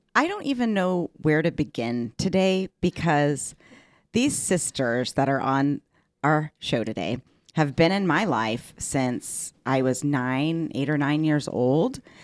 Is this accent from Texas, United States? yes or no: yes; Texas, United States; growing up in the South in Texas